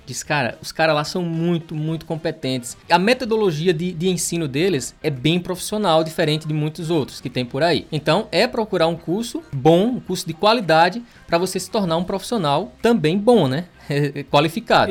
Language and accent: Portuguese; Pernambuco, Brazil; eu sou de Pernambuco